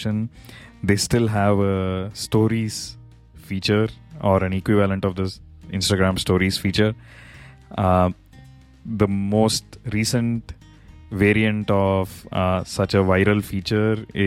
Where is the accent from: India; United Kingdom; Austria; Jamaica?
India; now in United States; my home country, India